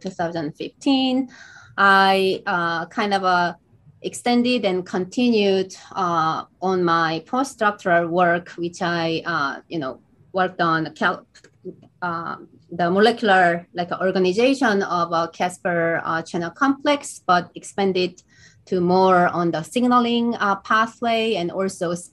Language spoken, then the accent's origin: English; Seoul, South Korea; moved away as an adult; also born or lived in Boston, United States; So I was born in Boston, US, but grew up, in South Seoul, South Korea